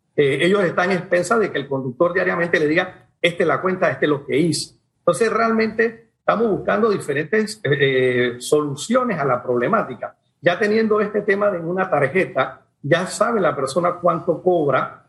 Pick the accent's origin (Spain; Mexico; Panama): Panama; como panameños